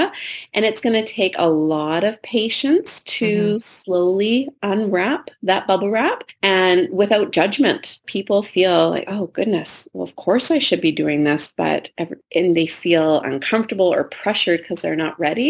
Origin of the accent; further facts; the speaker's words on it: Richmond, British Columbia, Canada; I grew up in Richmond, BC, where we have a lot of ditches